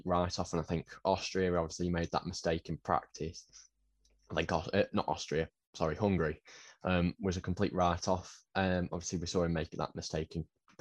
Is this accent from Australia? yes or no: no; United Kingdom; being a Brit